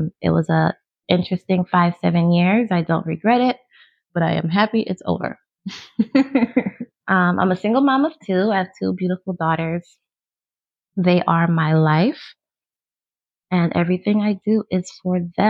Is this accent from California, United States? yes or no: no; New York City, New York, United States; moved away; also born or lived in Maryland; I am originally from Brooklyn, New York, born and raised